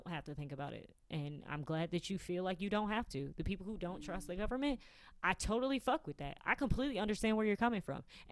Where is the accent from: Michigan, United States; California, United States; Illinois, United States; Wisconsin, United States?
Michigan, United States; being a Midwesterner